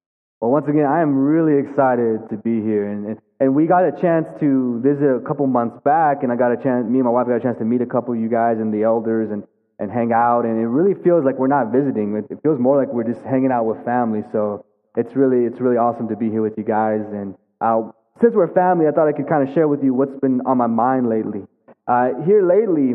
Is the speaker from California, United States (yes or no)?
no; Amarillo, Texas, United States; also born or lived in Philadelphia; I'm born and raised in Amarillo, Texas